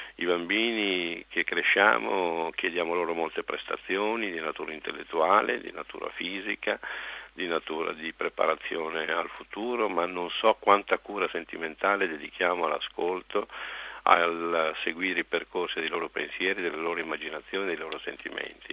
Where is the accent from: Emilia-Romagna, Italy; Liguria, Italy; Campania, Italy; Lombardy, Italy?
Lombardy, Italy; Monza; sono nato a Monza, capitale della Brianza, conosco benissimo questa tribù